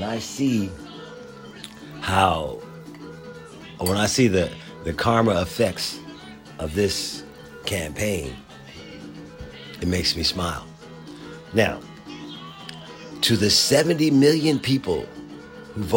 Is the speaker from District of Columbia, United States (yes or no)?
no; Philadelphia, Pennsylvania, United States; now in Washington, D.C. area, United States; my hometown, right around the Civic Center in Philadelphia, Pennsylvania